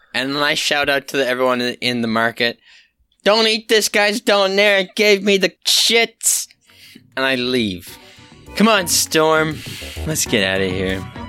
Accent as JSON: {"language": "English", "town": "Halifax", "region": "Nova Scotia", "country": "Canada", "said": "I am from Halifax"}